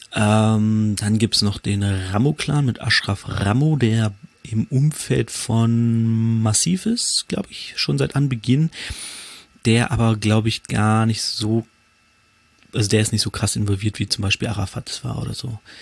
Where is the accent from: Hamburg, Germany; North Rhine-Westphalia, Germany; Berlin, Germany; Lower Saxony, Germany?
Lower Saxony, Germany; Hanover; Ich komme ja aus Hannover